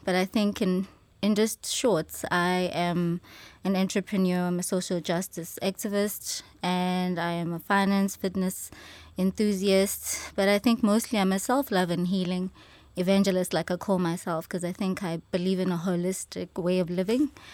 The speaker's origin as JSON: {"language": "English", "town": "Johannesburg", "region": "Gauteng", "country": "South Africa", "tie": "born or raised there", "said": "I am born and raised in Soweto"}